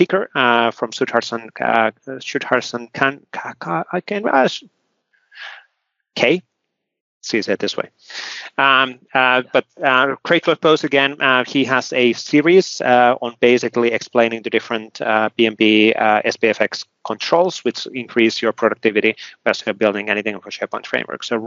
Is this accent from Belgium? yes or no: no; Finland; I come from Finland